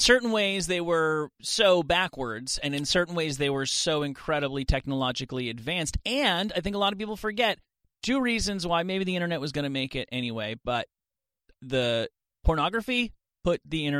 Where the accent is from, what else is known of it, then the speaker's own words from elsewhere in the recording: Rutherford, New Jersey, United States; I'm from Rutherford, New Jersey, which is right next to East Rutherford, which is where Giant Stadium is.